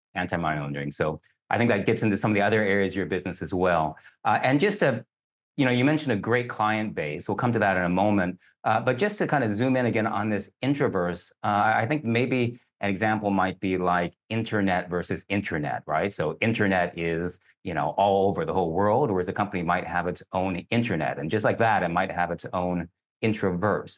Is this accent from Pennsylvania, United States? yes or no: no; Kentucky, United States; I grew up in Kentucky